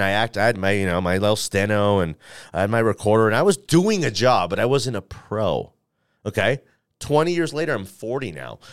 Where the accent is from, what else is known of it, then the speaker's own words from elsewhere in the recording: Denver, Colorado, United States; I'm from Denver, Colorado. I was born at Saint Joseph's Hospital over here.